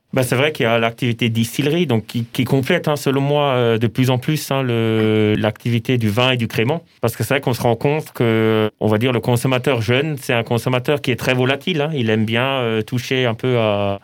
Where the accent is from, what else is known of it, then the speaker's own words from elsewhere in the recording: southern Haut-Rhin, Alsace, Grand Est, France; also born or lived in Colmar; J'ai pas grandi à Colmar, mais plutôt dans le, dans le sud du Haut-Rhin